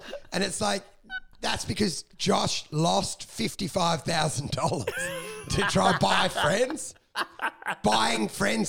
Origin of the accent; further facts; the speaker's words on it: Midwest, United States; look, I was raised in the Midwest.